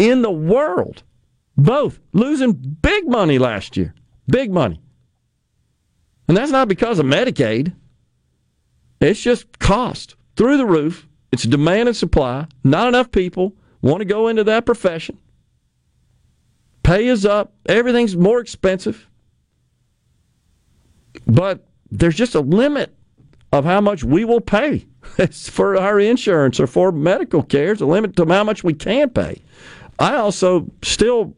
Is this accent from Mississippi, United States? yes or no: yes; Mississippi, United States; I love my home state. I live here. I've raised my family here